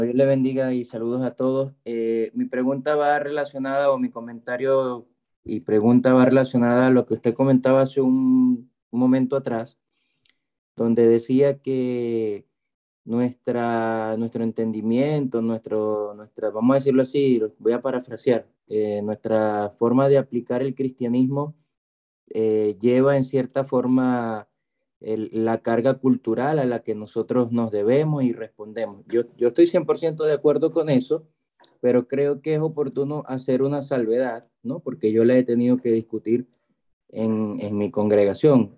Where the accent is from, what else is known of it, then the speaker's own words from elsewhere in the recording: Venezuela; now in Chile; yo soy de Venezuela, ahorita vivo en Chile